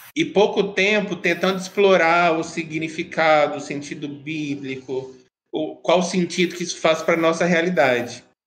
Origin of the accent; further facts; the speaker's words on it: Minas Gerais, Brazil; Eu sou mineiro